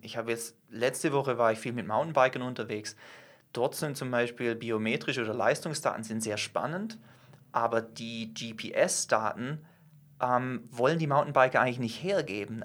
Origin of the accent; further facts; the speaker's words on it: Germany; wir als Deutsche, zähle ich mich selber dazu